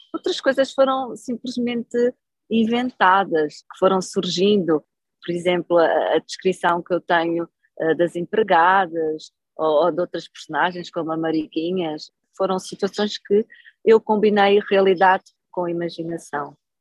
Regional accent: Portugal; also born or lived in Angola; com que eu cresci em Portugal

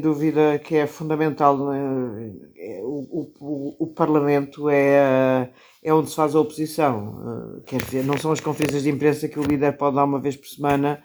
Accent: Caldas da Rainha, Centro, Portugal; eu cresci nas Caldas da Rainha, que é uma cidade a 80 km de Lisboa

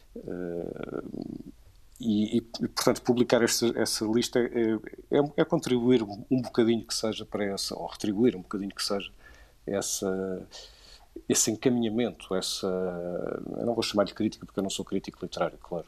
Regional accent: Viseu, Centro, Portugal; eu sou de, sou de Viseu

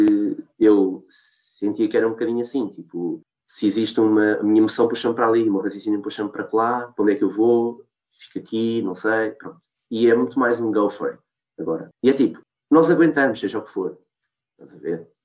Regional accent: Portugal; nós somos portugueses

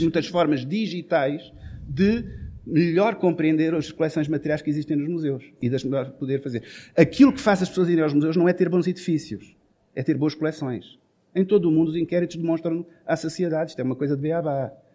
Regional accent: Portugal

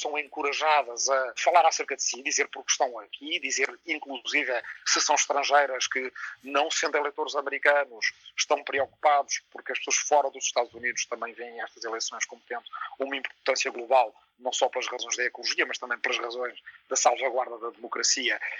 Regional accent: Portugal; o Portugal da minha infância, na minha aldeia, nos anos 70

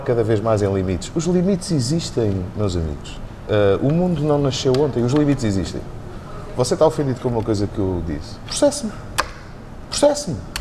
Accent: Azores, Portugal; moved away as an adult; now in Lisbon, Portugal; sou açoriano

